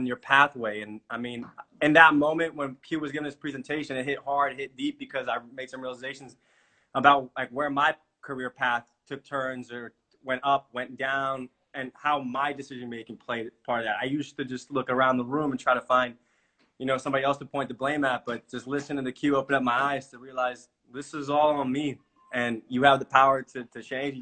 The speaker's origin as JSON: {"language": "English", "country": "Bosnia & Herzegovina", "moved": "yes", "lives_now": "Leesburg, United States", "said": "checking in from Leesburg, Virginia, originally from Bosnia-Herzegovina."}